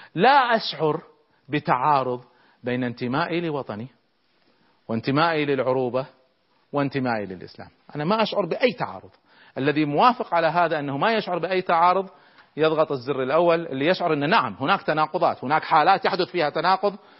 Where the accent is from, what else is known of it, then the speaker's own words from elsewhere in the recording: Kuwait; احنا عندنا في الكويت